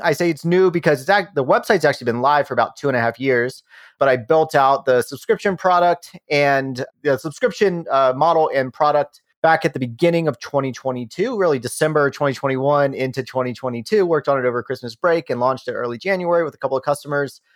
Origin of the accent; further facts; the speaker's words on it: Rockingham County, Shenandoah Valley of Virginia, United States; now in Denver, United States; I grew up in the Shenandoah Valley of Virginia. I live in Denver, Colorado now